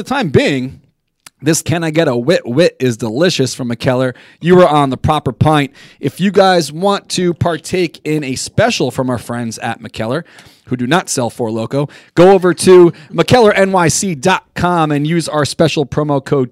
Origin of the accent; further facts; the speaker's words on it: New York City, New York, United States; I grew up in Douglaston